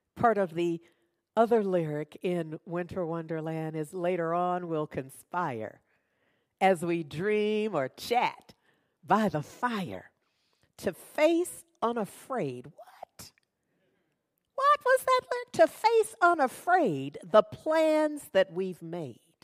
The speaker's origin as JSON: {"language": "English", "country": "United States", "tie": "born or raised there", "said": "I'm American. born, raised, have lived here all my life."}